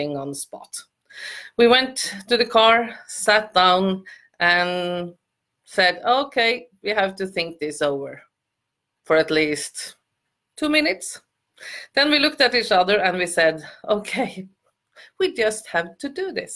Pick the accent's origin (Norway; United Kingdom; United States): Norway; I'm from Norway.